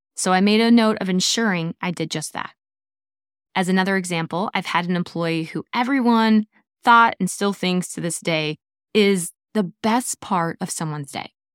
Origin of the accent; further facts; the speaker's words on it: Midwest, United States; I am from the Midwest